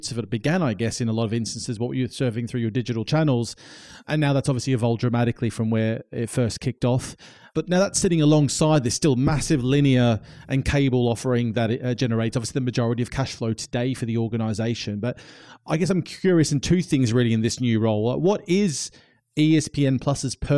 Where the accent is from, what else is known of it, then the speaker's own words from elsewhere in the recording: Australia; moved away as an adult; now in United Kingdom; I'm Australian, I've been living the last 13 years in the UK